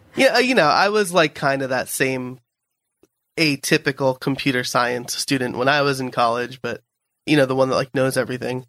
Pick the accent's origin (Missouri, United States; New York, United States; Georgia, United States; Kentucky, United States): New York, United States; I'm a New Yorker